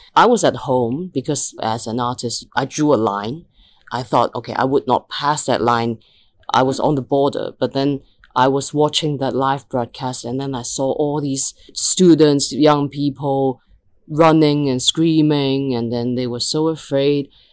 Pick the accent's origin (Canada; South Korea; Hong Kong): Hong Kong; Hong Kong is a city where we are educated to just be very goal driven